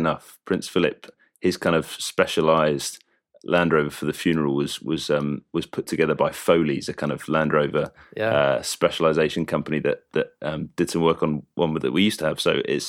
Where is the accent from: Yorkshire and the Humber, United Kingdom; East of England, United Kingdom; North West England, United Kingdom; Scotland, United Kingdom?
East of England, United Kingdom; And we grew up in Essex, like I said, and I was thankful for parents who loved the Lord.